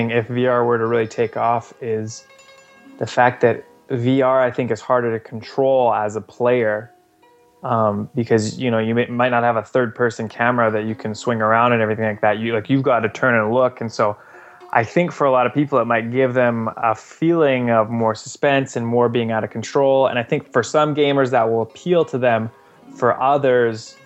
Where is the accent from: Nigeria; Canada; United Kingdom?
Canada; I'm Canadian, but I'm not French Canadian